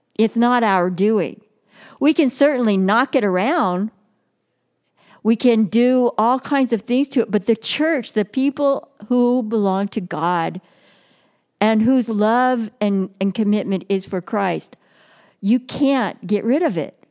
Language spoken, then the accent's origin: English; Brawley, California, United States; I grew up in Brawley, California, which is down in the Imperial Valley